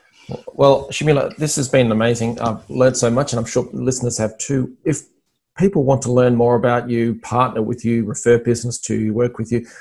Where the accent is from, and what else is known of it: Australia